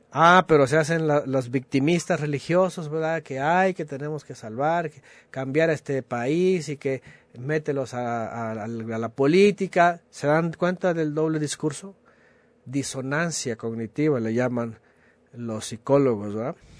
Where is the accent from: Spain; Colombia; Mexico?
Mexico; somos mexicanos